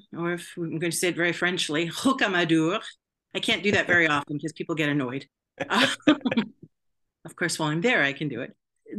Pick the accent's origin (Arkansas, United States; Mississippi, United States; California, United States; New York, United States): California, United States; Southern; Well, I grew up in Southern California, and I was a graduate student in anthropology at UC San Diego